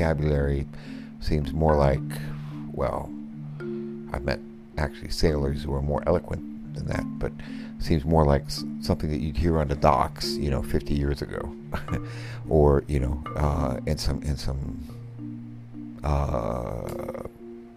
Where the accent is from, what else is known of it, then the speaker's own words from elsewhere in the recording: Philippines; moved away; I grew up in the Philippines